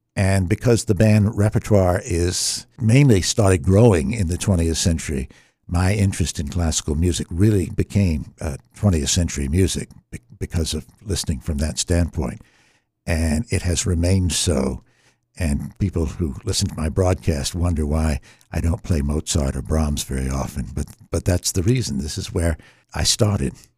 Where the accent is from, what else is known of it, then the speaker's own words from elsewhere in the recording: Norfolk, Virginia, United States; I was born in Norfolk, Virginia